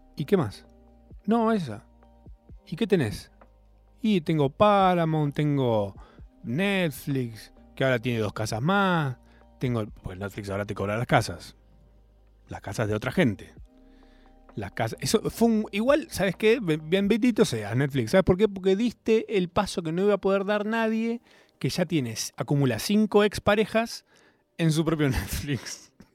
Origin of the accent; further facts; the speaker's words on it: Argentina; nos define como argentinos